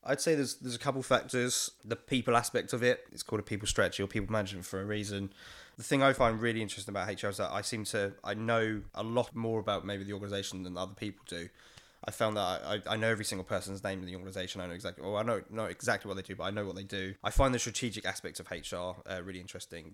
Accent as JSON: {"language": "English", "region": "London", "country": "United Kingdom", "tie": "born or raised there", "said": "I'm twenty-six, born and raised in East London"}